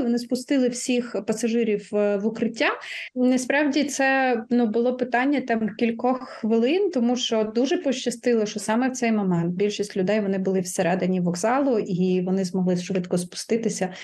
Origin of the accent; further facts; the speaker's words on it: Mykolaiv, Mykolaiv Oblast, Ukraine; Миколаїв моє рідне місто